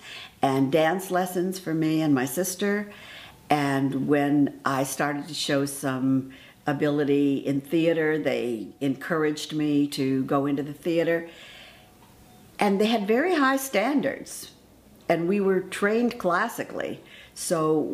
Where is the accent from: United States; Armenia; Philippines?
United States; Los Angeles, California; I was raised in Los Angeles, in East Los Angeles, actually, Boyle Heights